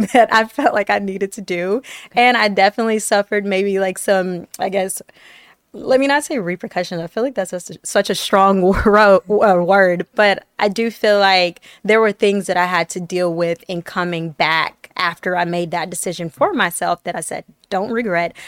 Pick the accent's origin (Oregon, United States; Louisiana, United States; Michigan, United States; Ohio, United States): Michigan, United States; Detroit; also born or lived in Tennessee; I grew up in Detroit, uh, by way of, like, Tennessee